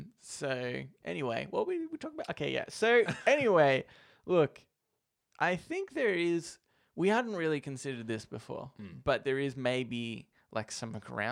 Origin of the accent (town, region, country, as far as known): Australia